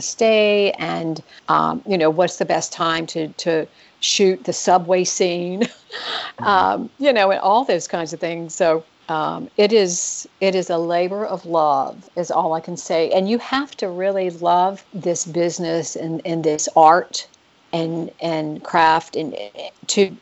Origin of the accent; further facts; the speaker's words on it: the South, United States; I live in the South, and I'm originally from the South